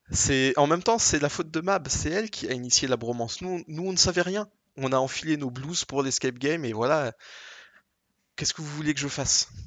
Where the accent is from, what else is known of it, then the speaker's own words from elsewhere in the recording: France; accent: French; Je me suis dit finalement le plus simple, c'est de prendre toujours un gros accent français, comme ça je n'ai absolument, euh, je me sens absolument pas gêné.